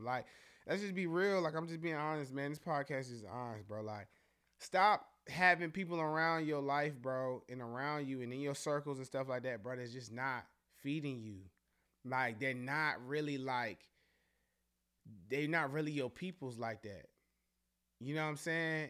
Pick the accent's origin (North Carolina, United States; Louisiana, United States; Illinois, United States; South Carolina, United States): North Carolina, United States; Charlotte; we're all really from Charlotte. We all really live here